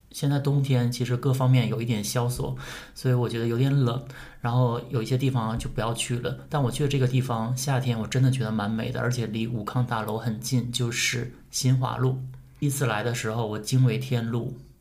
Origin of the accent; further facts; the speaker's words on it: Northeast China, China; now in Shanghai, China; 因为小的时候对上海还是蛮有憧憬的，作 为东北人